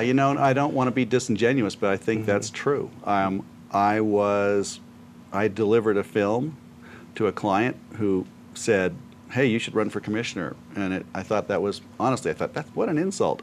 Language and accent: English; Aspen, Colorado, United States; I was born in Aspen in the, mm-hmm. the old hospital.